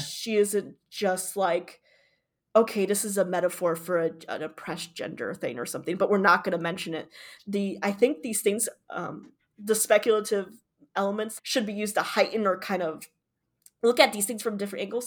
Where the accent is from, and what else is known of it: Michigan, United States; born or raised there